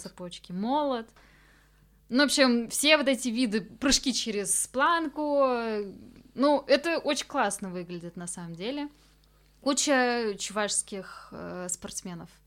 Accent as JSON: {"language": "Russian", "town": "Cheboksary", "region": "Chuvashia", "country": "Russia", "tie": "born or raised there", "moved": "yes", "said": "когда ты приезжаешь домой. Вроде это, да, твой дом, где ты вырос"}